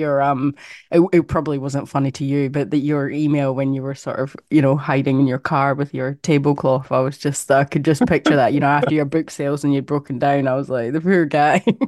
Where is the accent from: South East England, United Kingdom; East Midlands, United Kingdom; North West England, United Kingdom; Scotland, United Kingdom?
Scotland, United Kingdom; now in Perth, Australia; I grew up in Scotland